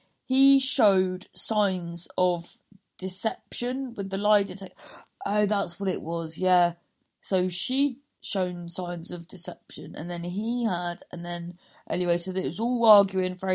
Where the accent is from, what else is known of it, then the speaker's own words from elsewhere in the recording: Cornwall, South West England, United Kingdom; accent: Cornish; there's lots of farms in Cornwall